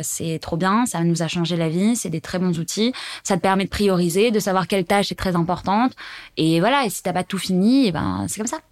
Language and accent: French; Savoie, Auvergne-Rhône-Alpes, France; moved away; also born or lived in Paris; Je viens de la Savoie